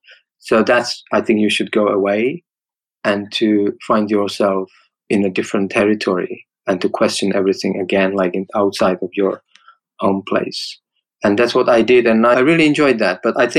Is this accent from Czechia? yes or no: yes; Czechia; moved away as an adult; I grew up in Czech Republic. So I still have a strong link to that culture, especially Czech culture.